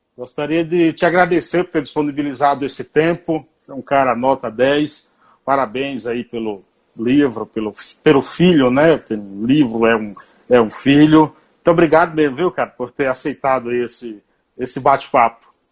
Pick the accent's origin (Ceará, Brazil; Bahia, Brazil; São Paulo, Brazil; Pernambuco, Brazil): Bahia, Brazil; eu sou baiano